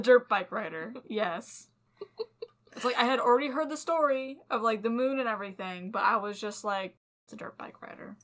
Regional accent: California, United States; born or raised there; moved away

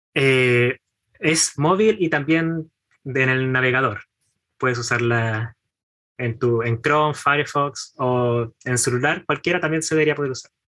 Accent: Chimbarongo, O'Higgins, Chile; moved away as an adult; now in Santiago, Chile; Yo soy de Chimbarongo, la capital del Mimbre

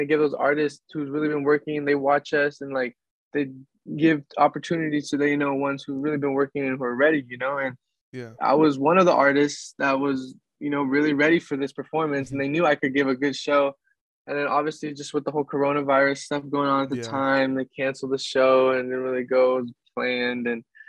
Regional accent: Seattle, Washington, United States; also born or lived in Sunnyside; Well, I was born in Sunnyside, Washington, and like I said, that's where my parents were from, and they moved out of there. So then we moved to Seattle when I was about like six

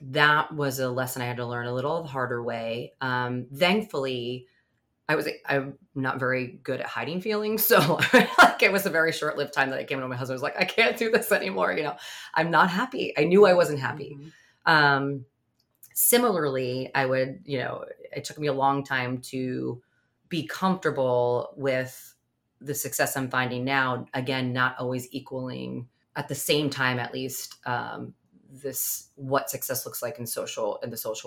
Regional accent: Long Island, New York, United States; I grew up on Long Island

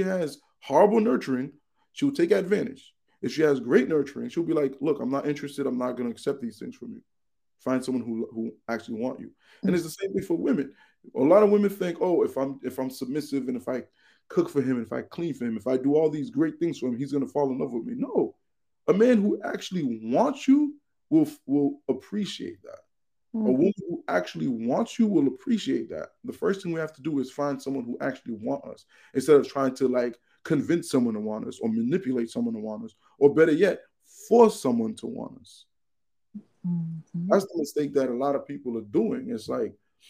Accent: United States; we're Americans, we're American citizens

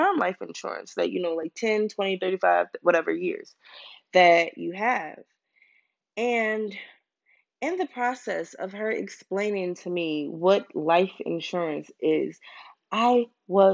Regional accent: Baltimore, Maryland, United States; now in Pennsylvania, United States; I'm from Baltimore

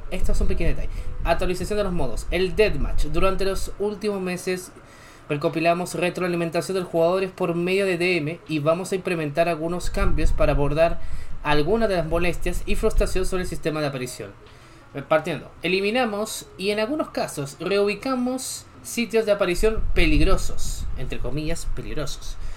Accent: Chile; yo también soy de Chile, aunque me siento lo contrario. Mi acento dice lo contrario, pero sí soy de Chile.

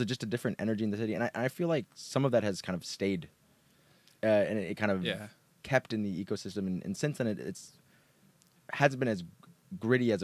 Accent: New York City, New York, United States; also born or lived in Berkeley; I'm a New Yorker, born and raised there

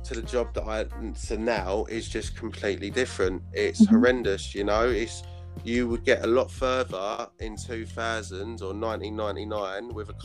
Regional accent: London, United Kingdom; I grew up in East London.

